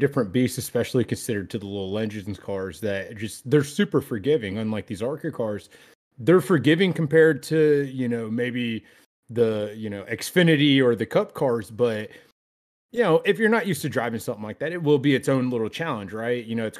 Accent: New York, United States; I work at a casino, okay? And then I'm from New York.

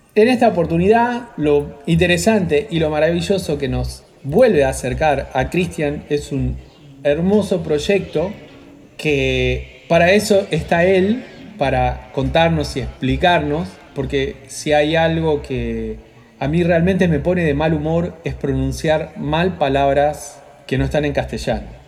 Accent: Argentina; nosotros como argentinos

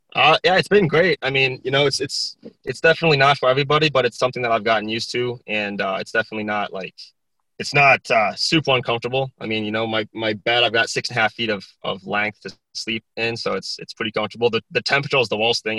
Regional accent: South Dakota, United States; born or raised there; moved away; also born or lived in Texas

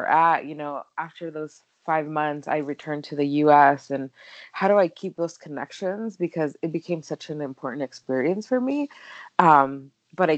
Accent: California, United States; moved away as an adult; also born or lived in Mexico; now in Phoenix, United States; I've lived in California pretty much all of my life

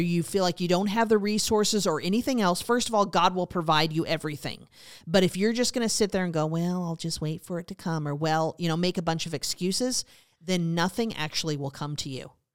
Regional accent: Montana, United States; I was raised in Montana, so that was a big part of my life

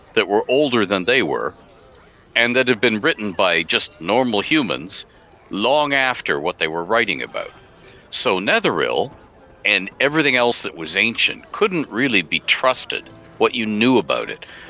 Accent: Canada; I'm Canadian

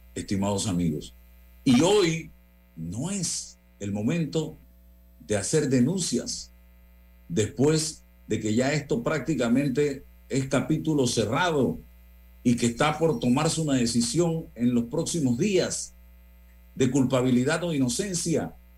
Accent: Panama; como panameño

